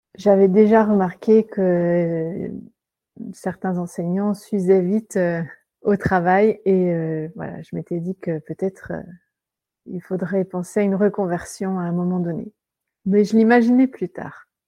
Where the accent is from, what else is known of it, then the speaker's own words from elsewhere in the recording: France; accent: French; moved away as an adult; now in England, United Kingdom; mon accent français